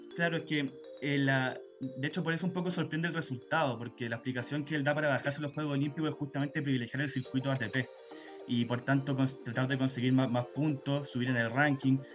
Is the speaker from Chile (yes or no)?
yes; Chile; como chileno